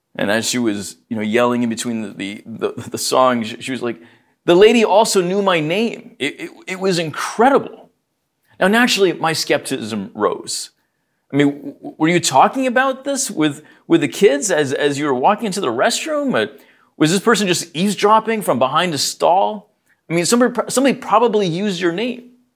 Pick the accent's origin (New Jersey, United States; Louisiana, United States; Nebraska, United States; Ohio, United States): New Jersey, United States; I was born here in New Jersey